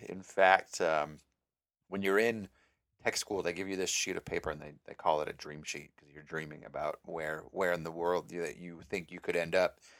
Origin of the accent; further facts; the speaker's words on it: Mankato, Minnesota, United States; moved away as an adult; now in Northwest Florida, United States; I'm from Minnesota, s, town called Mankato. It's about hour and fifteen, hour and twenty minutes south of Minneapolis. Uh, I grew up there all my life.